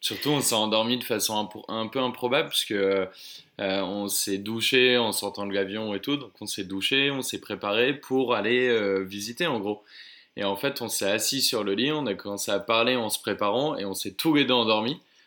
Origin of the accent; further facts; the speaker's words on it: Oise, Hauts-de-France, France; moved away as an adult; now in Bordeaux, France; je, suis originaire de l'Oise, euh, vers Chantilly, Senlis, etc.